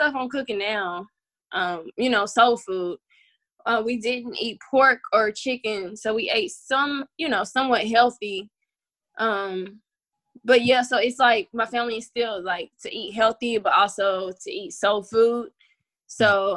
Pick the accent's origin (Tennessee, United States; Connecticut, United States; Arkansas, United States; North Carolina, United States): Tennessee, United States; Knoxville; I grew up in East Knoxville with my family